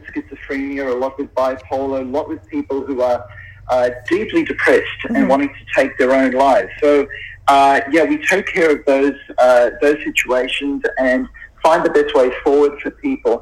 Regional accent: Sydney, New South Wales, Australia; I'm in the middle of Sydney. Now, Sydney is my hometown

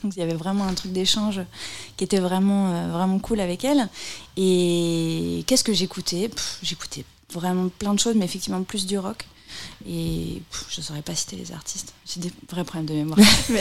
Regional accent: Bourges, Centre-Val de Loire, France; je suis de Bourges aussi à la base

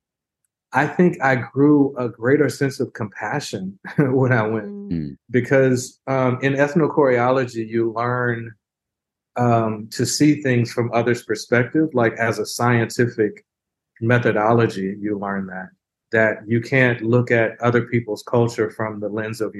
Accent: Houston, Texas, United States; I grew up in Houston

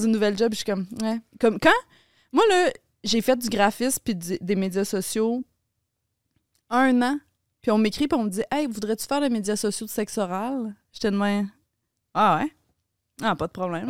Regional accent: Laval, Quebec, Canada; moved away as an adult; now in Montreal, Canada; je grandi à Laval, t'as habité dans une maison pareille comme toutes les autres maisons

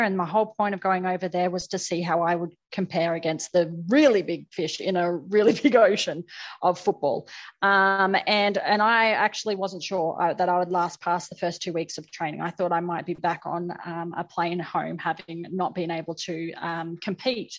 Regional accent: Australia; I'm just an Aussie player

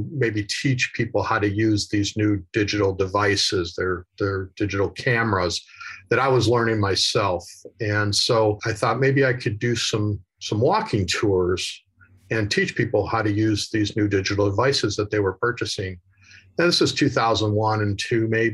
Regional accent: Chicago, Illinois, United States; moved away as an adult; also born or lived in Southern California; I'm originally from Chicago

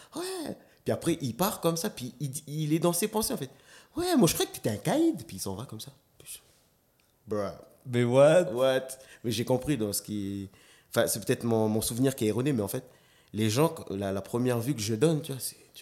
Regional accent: Nouméa, South Province, New Caledonia; also born or lived in Lifou; j'ai grandi à Rivière-Salée en plus

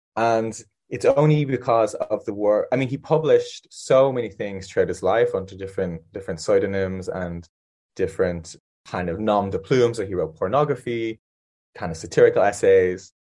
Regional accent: Ireland; moved away; I'm also Irish

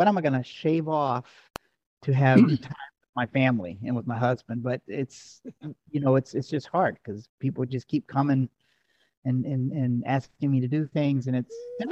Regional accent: the South, United States; I'm from the South

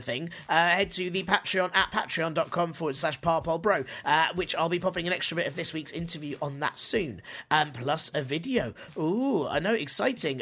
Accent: London, United Kingdom; as a Londoner

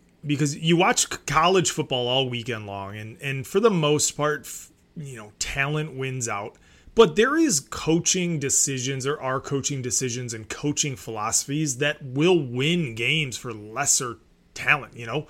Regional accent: Detroit, Michigan, United States; it's my hometown team

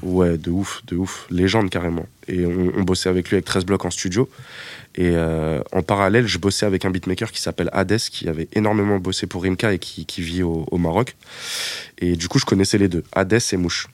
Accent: Épinay-sur-Seine, Île-de-France, France; j'habitais à Épinay-sur-Seine quand j'étais vraiment très jeune

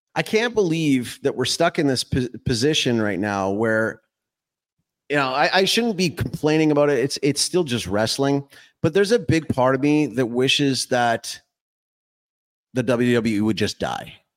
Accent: Calgary, Alberta, Canada; when I was growing up in Calgary

